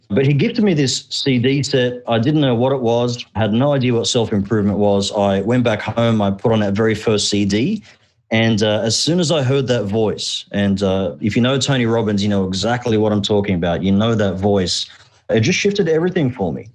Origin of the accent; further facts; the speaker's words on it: Australia; English is a second language; also born or lived in Egypt; We immigrated from Egypt to Australia when I was just uh, four years old. I actually couldn't speak a word of English.